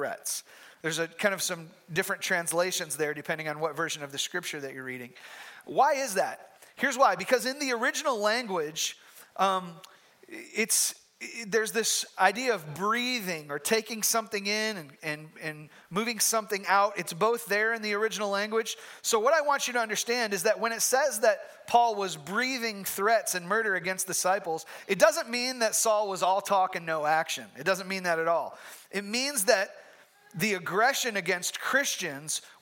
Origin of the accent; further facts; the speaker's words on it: Michigan, United States; moved away; I'm from Michigan